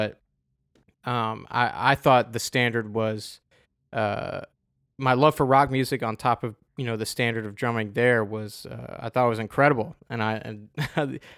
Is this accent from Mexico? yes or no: no; Adelaide, South Australia, Australia; At, oh, so it was my hometown.